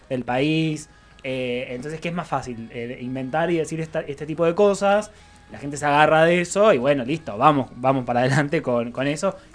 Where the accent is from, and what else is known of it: Argentina